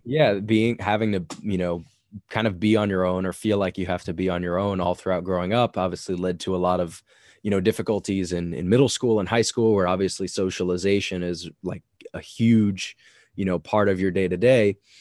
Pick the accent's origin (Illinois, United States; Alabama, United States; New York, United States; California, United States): New York, United States; Long Island; I grew up in a suburban part of New York. I grew up in Long Island, so I was not in the city